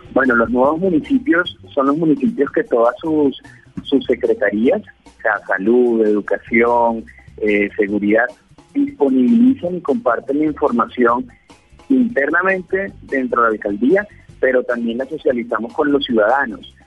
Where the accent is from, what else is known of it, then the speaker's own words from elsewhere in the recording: Venezuela; also born or lived in Pereira, Colombia; now in Colombia; soy venezolano, 21 años en Colombia, hice mi universidad pues en Pereira